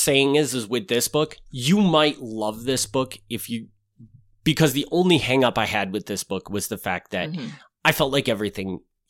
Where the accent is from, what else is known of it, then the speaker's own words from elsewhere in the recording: Wisconsin, United States; So it makes sense that I would have this because I'm from Wisconsin